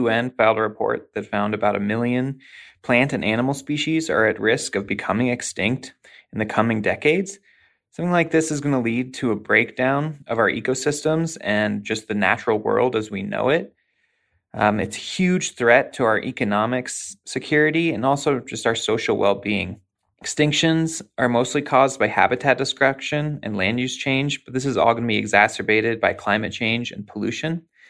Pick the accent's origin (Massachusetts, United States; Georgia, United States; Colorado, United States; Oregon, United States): Colorado, United States; Denver; from Denver, Colorado